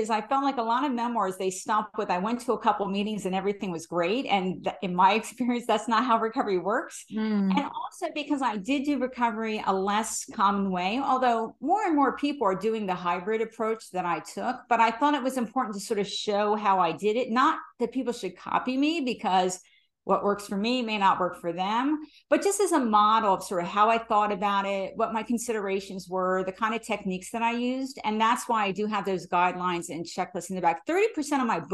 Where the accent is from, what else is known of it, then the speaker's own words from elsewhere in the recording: New Jersey, United States; now in Bay Area, United States; my hometown in New Jersey